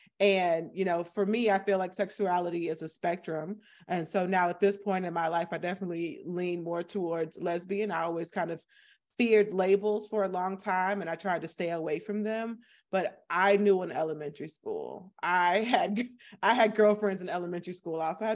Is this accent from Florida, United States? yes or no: yes; Florida, United States; I am from Florida. So I'm from a small town in Florida, you know, population 10,000, 16% Black.